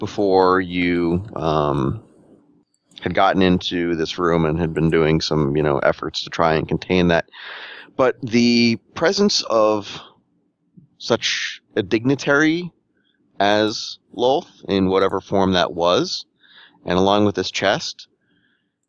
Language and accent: English; United States; accent: Yankee; my Yankee accent.